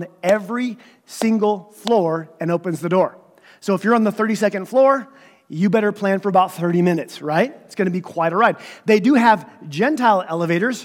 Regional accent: United States; moved away; I grew up in Redstone Marble. We would wear caps to church because it was so cold

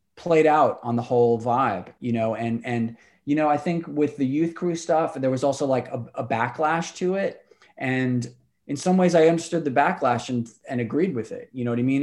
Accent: New York City, New York, United States; also born or lived in Astoria, Queens; I'm from Rockaway, like, uh, Irish

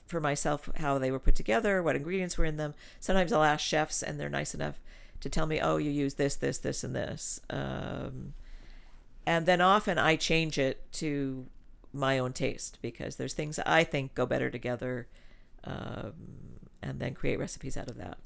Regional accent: Los Angeles, California, United States; also born or lived in Switzerland; when I was growing up in California

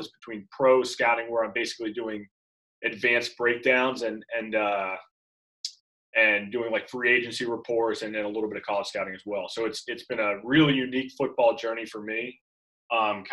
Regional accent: Orlando, Florida, United States; also born or lived in Gainesville, Florida; my hometown in Florida, in Orlando, Florida, at Winter Park High School

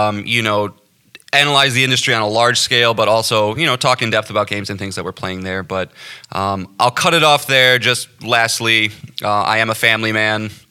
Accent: the Midwest of the United States, United States; born and raised in the Midwest of the United States of America.

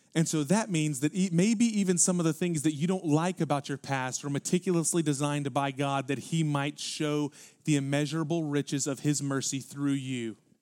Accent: Houston, Texas, United States; because we're from Houston

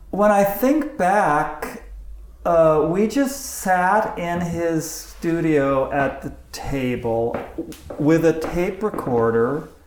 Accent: Santa Barbara, California, United States; Where did you grow up? Santa Barbara.

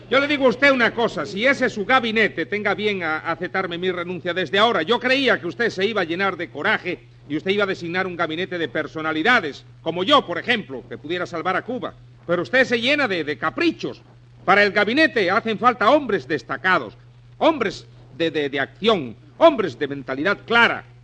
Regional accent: Spain; Mm, bueno, no, yo soy español, yo no, yo no me meto

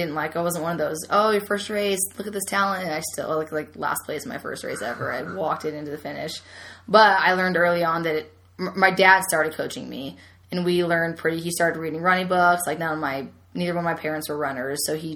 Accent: San Jose, California, United States; In California, San Jose.

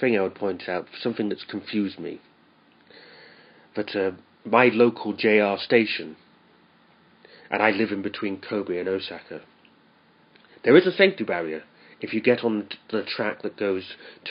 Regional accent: United Kingdom; now in Japan; where I'm from Britain

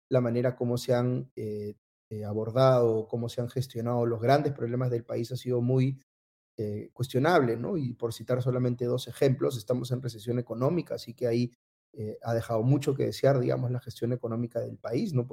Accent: Peru; así somos los peruanos, ¿no? Así en el Perú este, tenemos gobiernos que tienen niveles de aprobación muy bajos

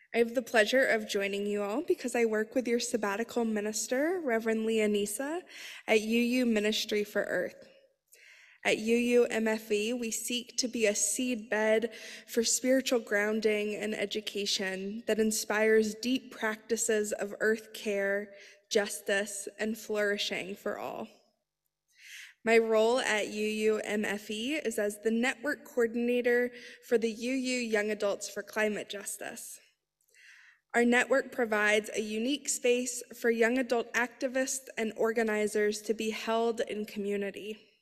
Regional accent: Colorado, United States; now in Philadelphia, United States; I was born in Colorado

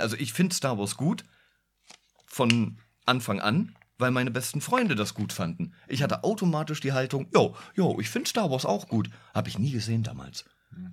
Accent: Berlin, Germany; ich bin Berliner

